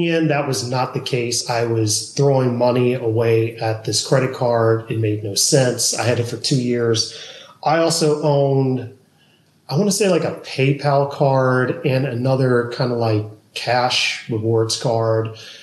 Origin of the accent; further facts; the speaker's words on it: Georgia, United States; also born or lived in California; now in Austin, United States; I'm originally from Georgia.